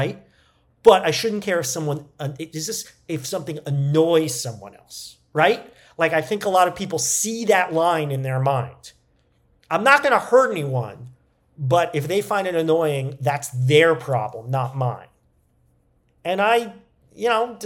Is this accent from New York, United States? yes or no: yes; New York, United States; we're both from New York